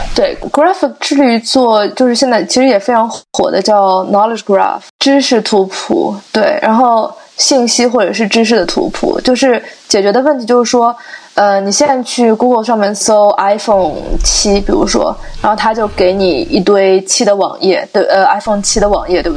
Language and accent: Chinese; Shanghai, China; moved away as an adult; also born or lived in Chicago; now in Santa Barbara, United States; 像我这样在温暖的地方长大的，我是上海人